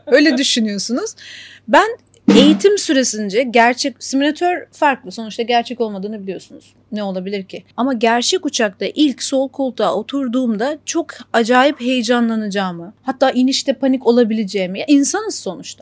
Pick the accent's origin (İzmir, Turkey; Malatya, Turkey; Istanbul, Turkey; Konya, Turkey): İzmir, Turkey; moved away as an adult; now in Kuwait; ben İzmirliyim